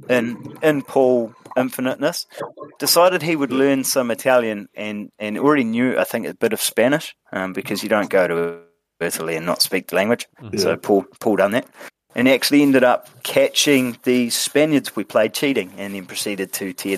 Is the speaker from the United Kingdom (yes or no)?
no; New Zealand; I was the only actual Kiwi